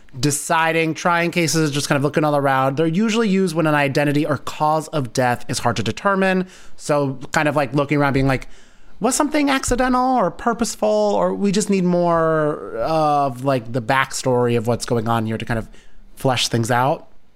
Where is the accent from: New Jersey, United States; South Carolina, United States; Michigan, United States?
New Jersey, United States; It's funny because there's Union County College in my town, in my hometown.